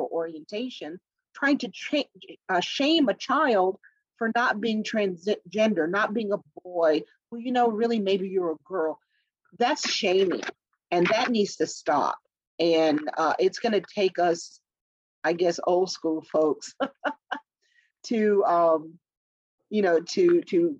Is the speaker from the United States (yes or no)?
yes; the South, United States; I grew up in the South